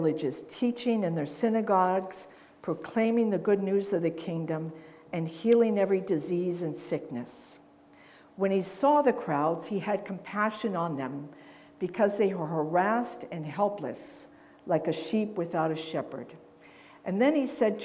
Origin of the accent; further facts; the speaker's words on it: Pittsburgh, Pennsylvania, United States; first language English; moved away as an adult; also born or lived in West Virginia / Uruguay / mid-Ohio; I grew up in the North Hills of Pittsburgh